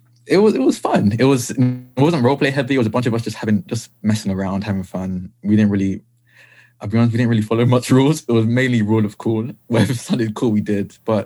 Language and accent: English; Essex, East of England, United Kingdom; I'm the part of the UK that no one wants to be in. I'm from Essex.